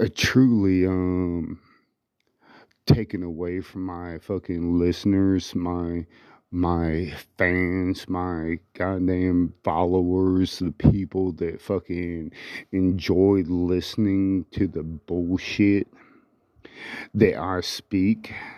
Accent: United States; We are free American citizens

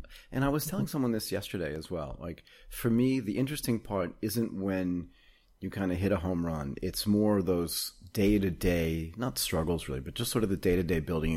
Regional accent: United States; moved away as an adult; also born or lived in Japan / Hong Kong; now in Bangkok, Thailand; I left the United States when I was 24 years old

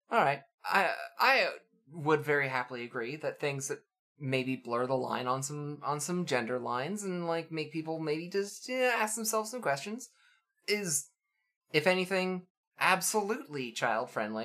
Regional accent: Canada; I'm raised Canadian

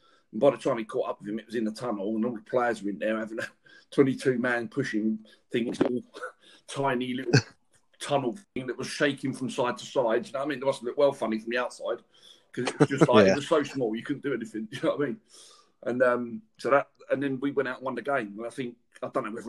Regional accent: London, United Kingdom; I grew up in West London

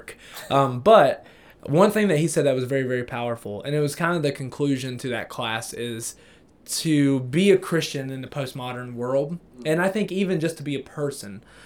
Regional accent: Appalachia, United States; born or raised there

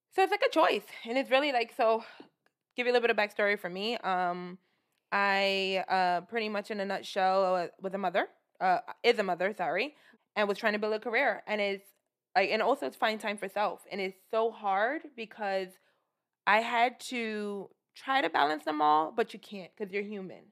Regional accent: New York City, New York, United States; I'm originally from Brooklyn

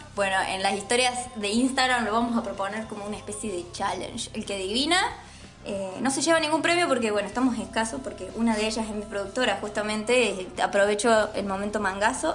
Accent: Río Cuarto, Córdoba, Argentina; nosotros somos un grupo de Río Cuarto, así que estamos en el interior del interior, Río Cuarto, Córdoba, Argentina

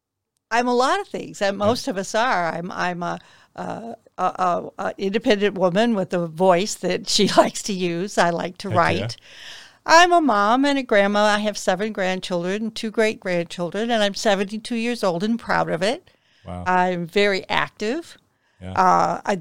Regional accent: Detroit, Michigan, United States; also born or lived in New Orleans; I was born in New Orleans. Mm-hmm. Didn't stay there long. Raised outside of Detroit in the suburbs of Detroit. I went to Berkeley High School, Royal Oak area.

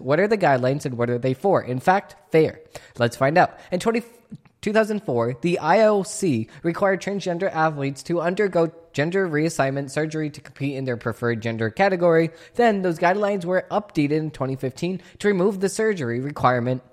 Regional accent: Boston, Massachusetts, United States; accent: Boston; my Boston accent's coming out

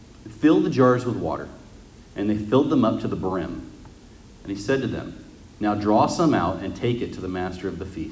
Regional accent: Las Vegas, Nevada, United States; We're from Las Vegas

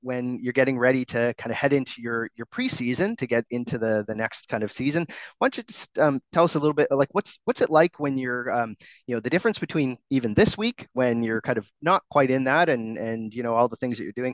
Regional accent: Canada; I'm Canadian

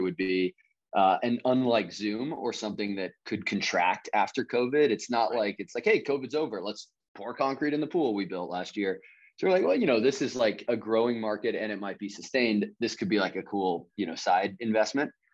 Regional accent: Kansas City, Kansas, United States; now in Charlotte, United States; I grew up on the Kansas side

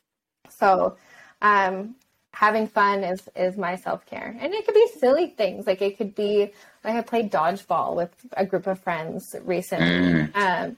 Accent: Canada; I'm Canadian

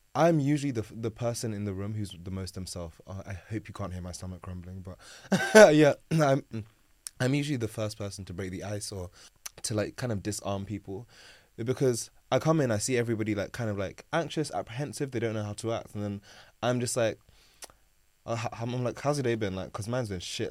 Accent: London, United Kingdom; born and raised in South London.

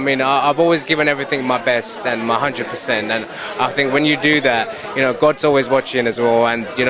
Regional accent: United Kingdom; I am British Pakistani Muslim

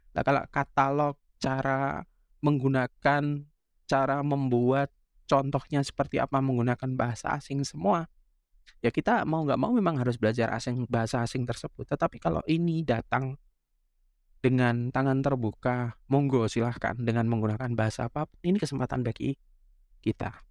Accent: Indonesia; first language jv; Indonesian is a second language; Bahasa Jawa yang sekarang ini uh, aku gunakan sebagai bahasa daerah ya bahasa ibuku ya bahasa pertama

